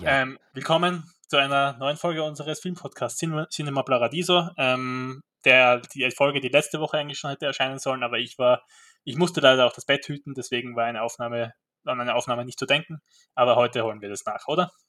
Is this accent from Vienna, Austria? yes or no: no; Graz, Styria, Austria; bei uns in Graz